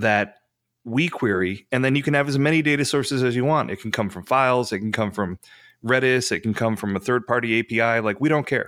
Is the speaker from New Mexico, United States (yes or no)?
no; New York, United States; I'm from New York.